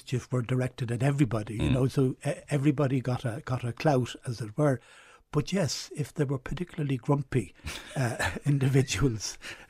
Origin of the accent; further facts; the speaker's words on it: Dublin, Leinster, Ireland; So as a child growing up in Dublin